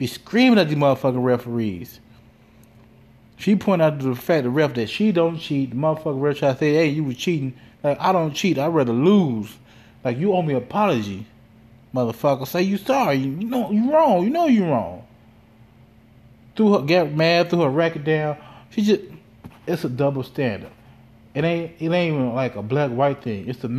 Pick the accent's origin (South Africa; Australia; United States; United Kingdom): United States; Gary, Indiana; now in Chicagoland area, United States; I am from Gary, Indiana